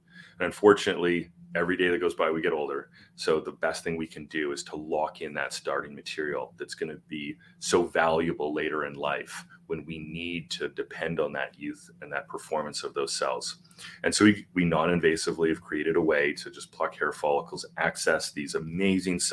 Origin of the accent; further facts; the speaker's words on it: Canada; I'm Canadian.